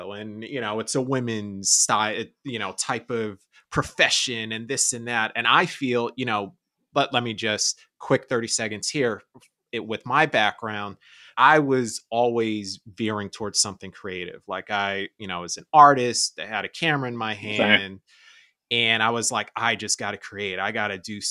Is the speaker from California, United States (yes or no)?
no; New York, United States; moved away as an adult; now in Los Angeles, United States; I was born and raised in New York. I've been in LA for about 3 years now